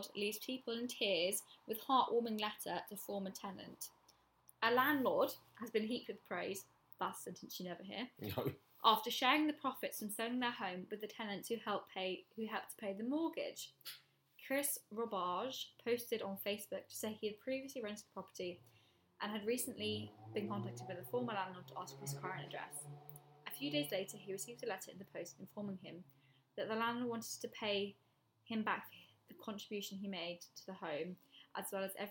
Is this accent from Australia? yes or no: no; England, United Kingdom; I'm English now.